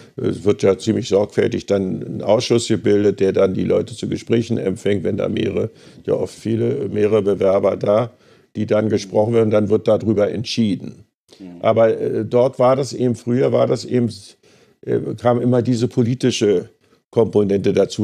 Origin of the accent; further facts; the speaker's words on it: Berlin, Germany; meine Heimatgemeinde zum Beispiel Frohnau